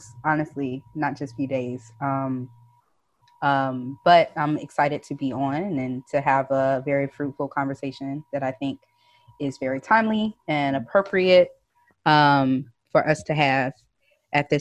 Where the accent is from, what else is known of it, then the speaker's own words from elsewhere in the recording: Nashville, Tennessee, United States; moved away as an adult; also born or lived in Tallahassee, Florida; now in Los Angeles, United States; I'm originally born and raised in Nashville, Tennessee